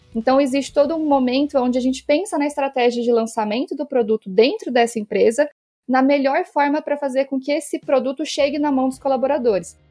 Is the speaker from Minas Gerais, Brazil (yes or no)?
yes; Minas Gerais, Brazil; Sou de Minas, então vai ter sotaque